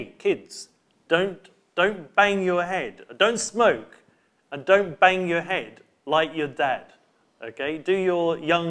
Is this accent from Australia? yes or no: no; United Kingdom; We are British